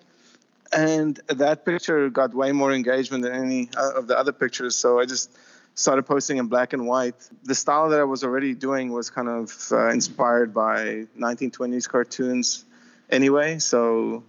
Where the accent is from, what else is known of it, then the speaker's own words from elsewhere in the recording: South Africa; moved away as an adult; also born or lived in Chicago, United States / Florida, United States; now in Los Angeles, United States; I worked in Africa because I'm from South Africa